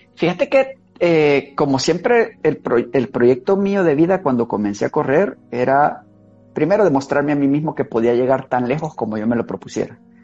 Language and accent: Spanish; Santa Ana, El Salvador; now in San Salvador, El Salvador; Santa Ana, mi tierra natal